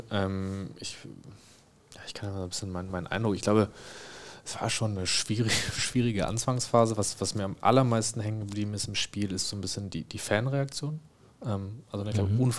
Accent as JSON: {"language": "German", "town": "Dortmund", "region": "North Rhine-Westphalia", "country": "Germany", "said": "und dann saß man halt als Dortmunder und Schalke"}